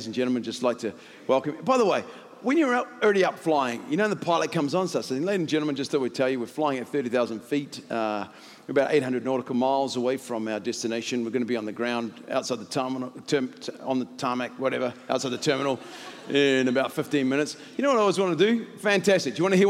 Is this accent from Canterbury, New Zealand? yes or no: yes; Christchurch, Canterbury, New Zealand; I'm from Christchurch. I'm still happy about the All Blacks.